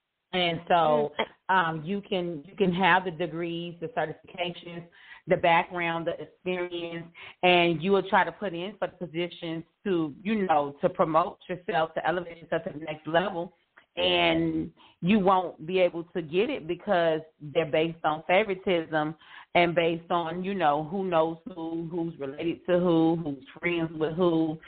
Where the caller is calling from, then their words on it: Houston, Texas, United States; also born or lived in Illinois; I am calling from Houston, Texas.